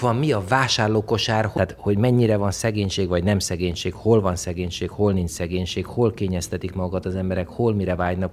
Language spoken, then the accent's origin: Hungarian; Hungary; also born or lived in Italy; én egy vidéki srác vagyok